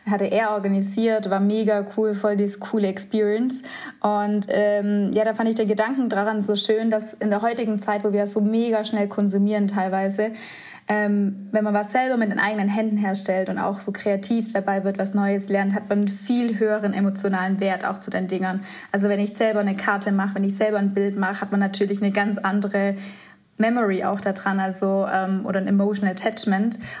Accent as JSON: {"language": "German", "town": "Göppingen", "region": "Baden-Württemberg", "country": "Germany", "tie": "born or raised there", "moved": "as an adult", "lives_now": "Stuttgart, Germany", "said": "Wir kommen aus äh, Göppingen"}